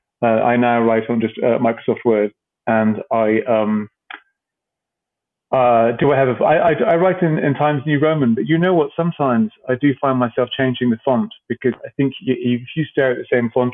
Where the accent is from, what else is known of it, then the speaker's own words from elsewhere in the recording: Cyprus; moved away; I grew up in Cyprus